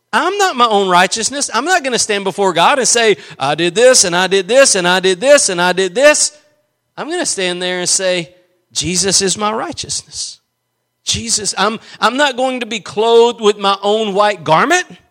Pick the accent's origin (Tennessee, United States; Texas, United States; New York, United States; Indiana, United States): Texas, United States; East; I'm just from East Texas.